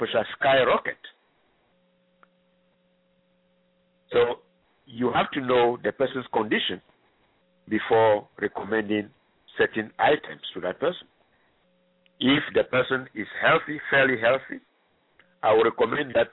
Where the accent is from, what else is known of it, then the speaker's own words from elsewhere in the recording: Ghana; moved away; I am originally from Ghana